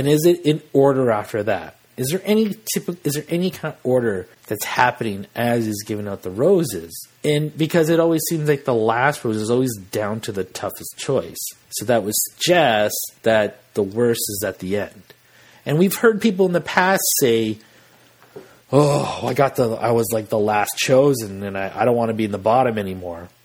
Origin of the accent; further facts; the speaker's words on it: Western Canada, Canada; we're Canadian in the West